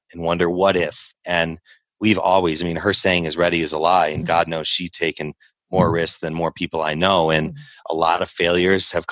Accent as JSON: {"language": "English", "town": "Chicago", "region": "Illinois", "country": "United States", "tie": "born or raised there", "said": "when we were young and growing up in Chicagoland area"}